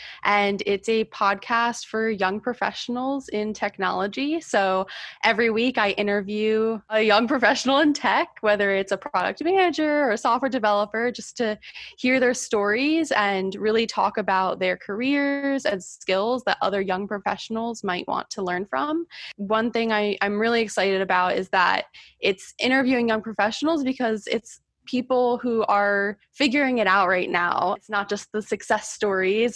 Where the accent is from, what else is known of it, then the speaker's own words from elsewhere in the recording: New Jersey, United States; moved away as an adult; also born or lived in Georgia; now in South Carolina, United States; I grew up in New Jersey, and then I moved to Georgia to attend Georgia Tech and study computer science